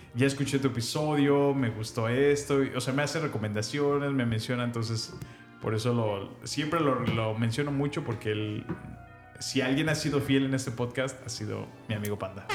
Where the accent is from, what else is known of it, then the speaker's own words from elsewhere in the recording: Salamanca / León, Guanajuato, Mexico; moved away; yo me mudé de Salamanca eh, a la ciudad, digamos, más grande, que era León, y yo me mudé a la entré a la secundaria